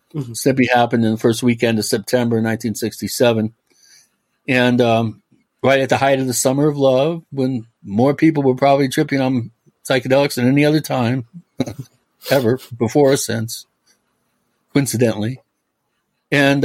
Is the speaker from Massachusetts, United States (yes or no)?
no; Medina, Washington, United States; also born or lived in California; I was born in, in California. I'm a fifth generation Californian. However, uh, six months old, I my parents moved to Washington uh, State. I grew up in Medina, which is uh, the on the lake in Bellevue.